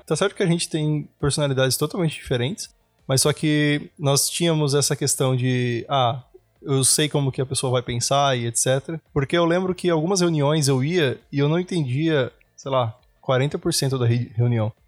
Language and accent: Portuguese; Brazil; moved away as an adult; also born or lived in Fernandópolis, São Paulo / São Paulo; now in Europe; eu sou do Brasil